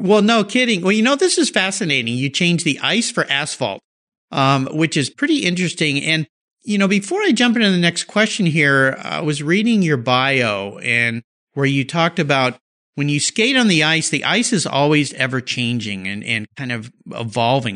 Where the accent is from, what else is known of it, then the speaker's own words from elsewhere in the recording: San Diego, California, United States; I grew up in Southern California, San Diego area